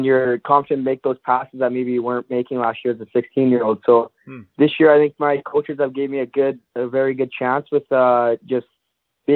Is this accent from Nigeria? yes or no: no; Irma, Alberta, Canada; I'm from Irma, Alberta. It's a small little town of 500